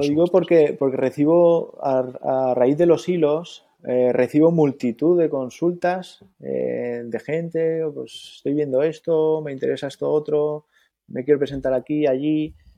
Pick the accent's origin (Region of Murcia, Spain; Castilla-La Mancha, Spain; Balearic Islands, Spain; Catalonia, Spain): Balearic Islands, Spain; Mallorca; also born or lived in Andalusia; vivo en Mallorca, pero toda mi familia es andaluza, incluso yo nací en Andalucía, pero llevo aquí toda la vida